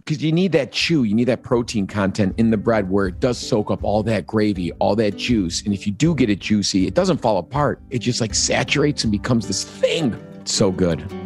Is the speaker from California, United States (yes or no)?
no; Chicago, Illinois, United States